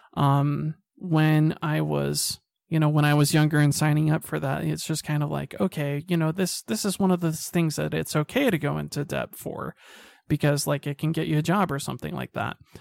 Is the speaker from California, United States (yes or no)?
no; Salt Lake City, Utah, United States; I grew up in Salt Lake City